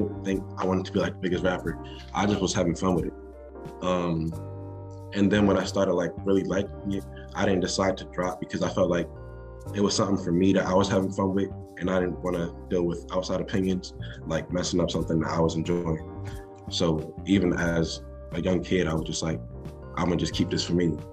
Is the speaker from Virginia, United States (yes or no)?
no; New Jersey, United States; I'm a rapper from New Jersey, South Jersey specifically.